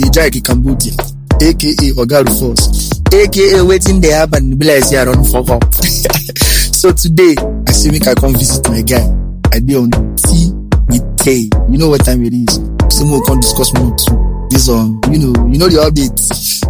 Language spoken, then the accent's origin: English; Osun, Nigeria; also born or lived in Port Harcourt; I'm from Osun State, precisely.